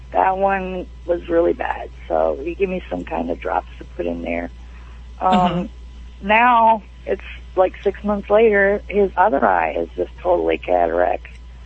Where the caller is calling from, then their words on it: Bayport, Michigan, United States; Bayport, Michigan.